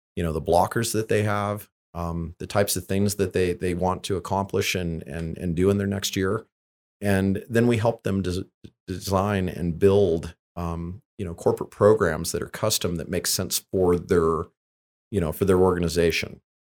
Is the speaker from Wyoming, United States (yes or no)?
yes; Lander, Wyoming, United States; I grew up in Lander, Wyoming, in a family where, you know, self-sufficiency and, and self-reliance is, is just something that you did